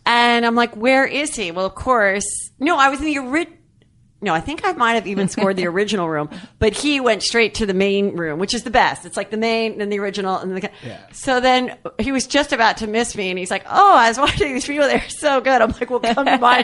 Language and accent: English; Louisville, Kentucky, United States; I went to Louisville All Girl Catholic High School